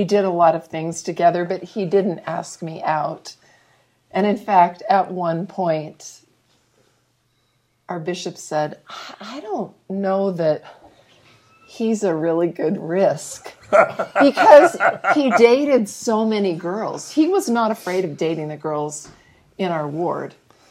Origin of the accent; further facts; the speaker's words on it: Riverside, California, United States; Well, I'm from Southern California, but my dad was in the military, so we moved around a lot. But I was born in Riverside, California, and when my dad retired from the military, we moved back there.